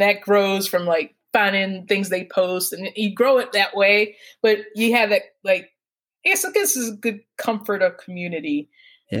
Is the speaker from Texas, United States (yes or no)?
no; Atlanta, Georgia, United States; I'm from Atlanta